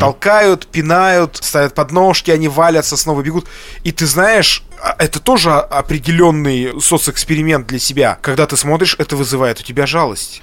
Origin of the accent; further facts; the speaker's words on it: Lesnoy, Sverdlovsk Oblast, Russia; я, кстати, из Лесного